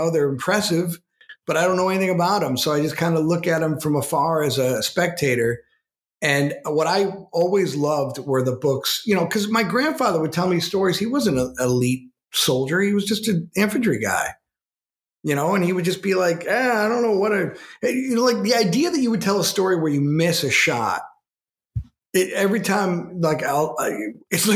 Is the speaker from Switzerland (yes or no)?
no; Western New York, United States; my hometown in Western New York